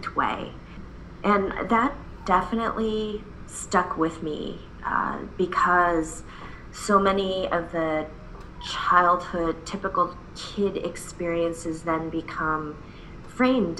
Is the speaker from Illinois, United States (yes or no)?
yes; Chicago, Illinois, United States; also born or lived in Seoul, South Korea; I came to the U.S. when I was 8 months old. So My parents and I are immigrants. And we came from Seoul, South Korea, and ended up in the Chicagoland area